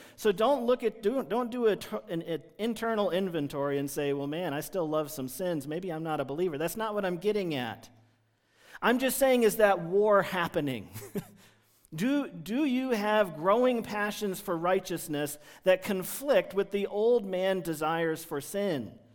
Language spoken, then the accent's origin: English; United States; There's lots of things that just peg us, mark us as Americans when we're traveling in foreign countries